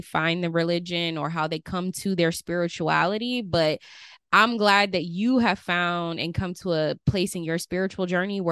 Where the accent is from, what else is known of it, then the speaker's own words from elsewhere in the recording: Las Vegas, Nevada, United States; now in Georgia, United States; I grew up in Las Vegas, Nevada.